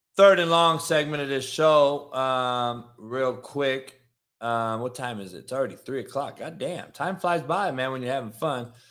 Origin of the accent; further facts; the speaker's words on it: Compton, California, United States; I lived in a car for eighteen months growing up in Compton.